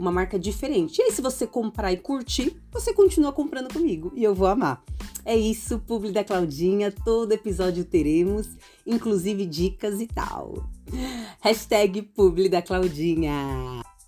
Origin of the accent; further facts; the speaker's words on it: São Paulo, Brazil; eu sou de São Paulo capital